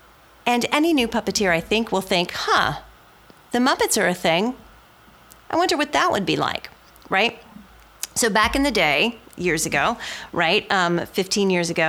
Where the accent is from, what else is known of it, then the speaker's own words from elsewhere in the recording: Cincinnati, Ohio, United States; I'm from Cincinnati, Ohio